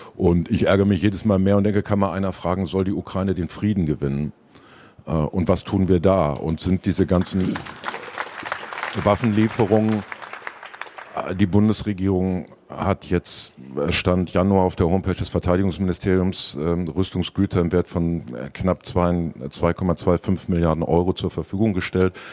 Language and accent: German; Dortmund, North Rhine-Westphalia, Germany